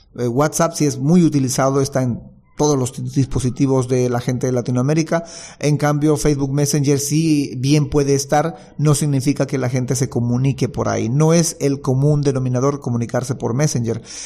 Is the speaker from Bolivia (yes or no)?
yes; Bolivia; ser yo el único distribuidor en Bolivia, el distribuidor exclusivo y que nadie más pueda solicitar eh, vender este producto en mi país